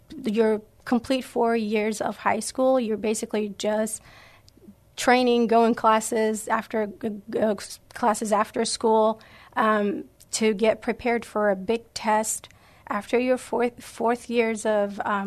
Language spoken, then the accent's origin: English; Iran; English is a second language; moved away as an adult; now in San Antonio, United States; I'm from Iran, and we came here to the United States in 2013.